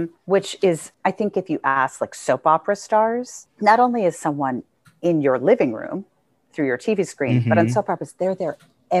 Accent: New York City, New York, United States; I grew up in New York City.

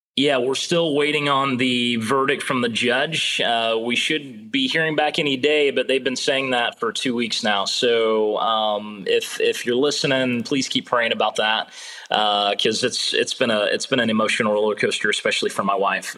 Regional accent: Illinois side of St. Louis, United States; moved away; I'm from the Illinois side of Saint Louis

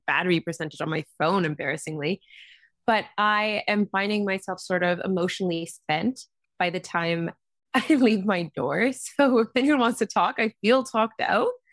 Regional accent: Vancouver, British Columbia, Canada; moved away; Grew up on the west coast of Canada in a city called Vancouver

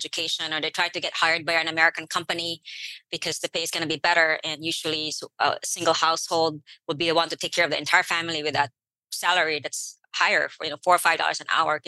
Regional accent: Philippines; now in United States; I'm an immigrant to the United States. I came here from the Philippines.

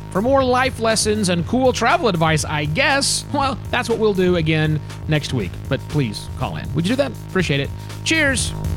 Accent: United States; us Americans

